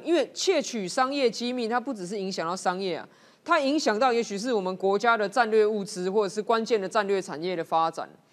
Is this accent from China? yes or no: no; Taiwan; 不要说我们台湾人去到中国，如果是经商或旅游或读书